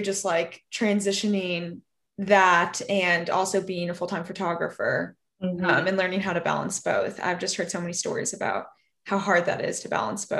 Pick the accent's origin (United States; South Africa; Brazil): United States; Arkansas; Yeah, I'm from Arkansas, actually.